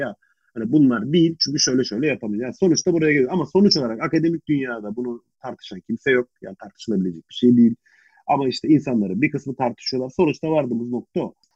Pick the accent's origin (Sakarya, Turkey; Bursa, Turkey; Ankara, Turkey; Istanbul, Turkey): Ankara, Turkey; ben Ankaralıyım